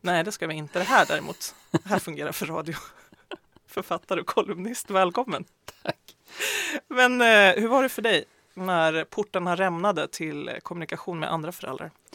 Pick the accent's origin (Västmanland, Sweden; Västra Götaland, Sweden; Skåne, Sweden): Västmanland, Sweden; jag kommer ju själv från Västmanland